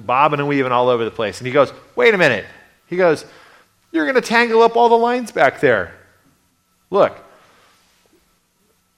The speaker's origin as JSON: {"language": "English", "town": "Redding", "region": "California", "country": "United States", "tie": "born or raised there", "said": "I grew up in Redding, California for many, many years"}